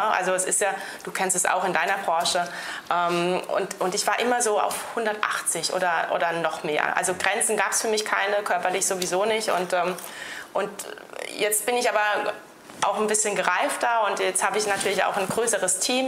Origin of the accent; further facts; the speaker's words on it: Rhineland-Palatinate, Germany; bei uns in der Pfalz